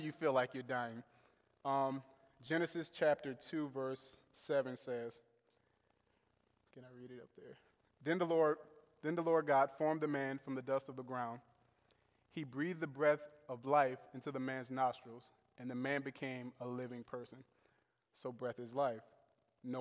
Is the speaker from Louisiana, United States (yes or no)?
yes; New Orleans, Louisiana, United States; now in Buffalo, United States; I was raised in New Orleans, Louisiana